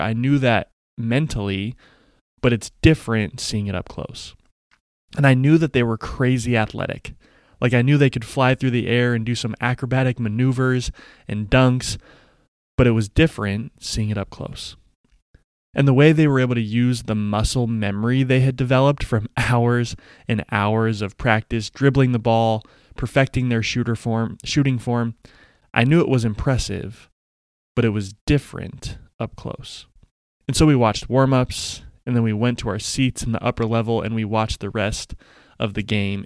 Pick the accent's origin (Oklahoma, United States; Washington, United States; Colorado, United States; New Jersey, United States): Colorado, United States; Denver; when I was in elementary school, the Denver Nuggets, my hometown team